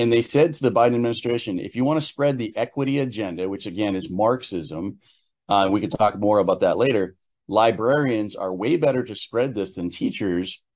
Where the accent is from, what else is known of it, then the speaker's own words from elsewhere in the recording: Hampden, Maine, United States; my hometown of Hamden, Maine